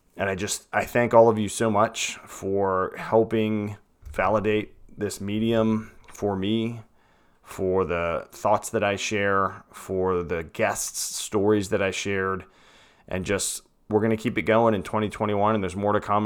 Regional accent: Petersburg, Virginia, United States; moved away as an adult; now in Lynchburg, United States; Richmond, Virginia, Petersburg area, which is where I came from

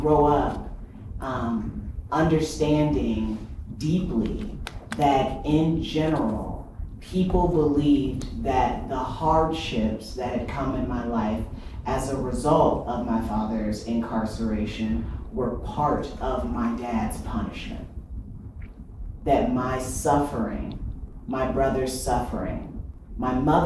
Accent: Fort Wayne, Indiana, United States; I grew up in Fort Wayne, Indiana

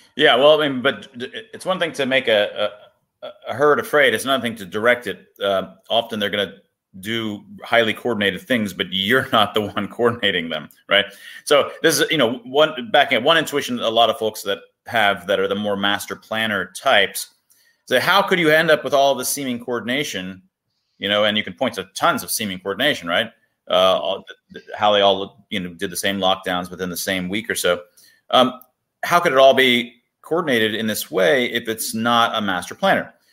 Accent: United States; I was born in America.

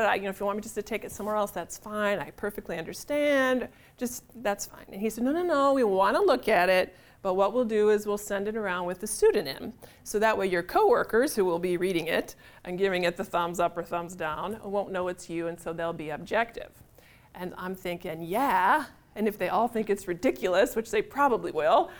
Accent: Illinois, United States; moved away as an adult; now in St. Paul, United States; I'm from Illinois, so I went to the University of Illinois there and got a job right in my same college town

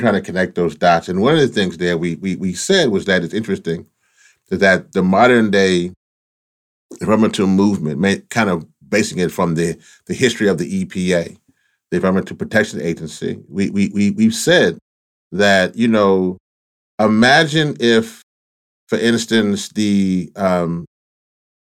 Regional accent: Louisiana, United States; I'm originally from Louisiana

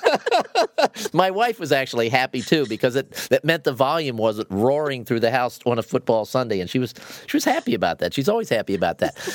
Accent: Ohio, United States; I grew up in Ohio. I, I grew up in the Midwest

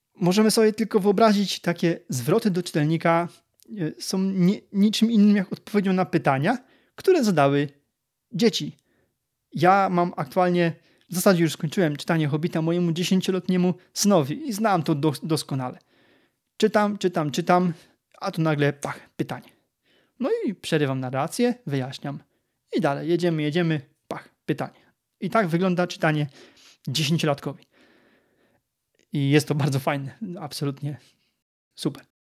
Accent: Lower Silesian Voivodeship, Poland; jestem ślązakiem, ale z Dolnego Śląska

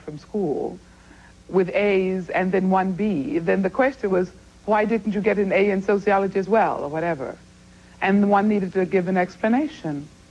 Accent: United States; also born or lived in Berlin / London; I am an American

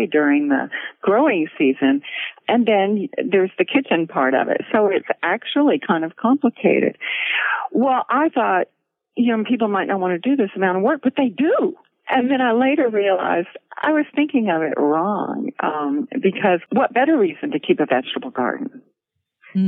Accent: Gulf Coast, United States; now in Floyd, Virginia, United States; I grew up on the Gulf Coast, so it was a difficult climate, but my dad had been from the Gulf Coast, from Mississippi, so he knew what

